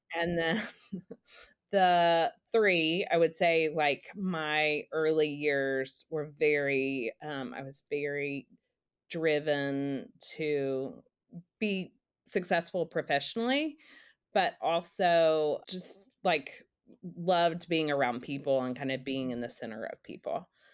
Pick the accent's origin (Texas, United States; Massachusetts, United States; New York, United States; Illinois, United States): Texas, United States; Dallas; now in Nashville, United States; I live in Nashville, um, I grew up in Dallas